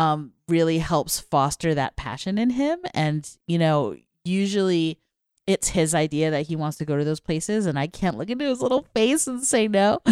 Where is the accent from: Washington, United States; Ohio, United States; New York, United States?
New York, United States; when I was a little kid growing up in New York